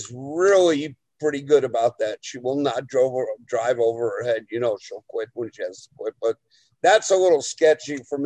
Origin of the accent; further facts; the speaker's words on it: New Jersey, United States; I'm from Jersey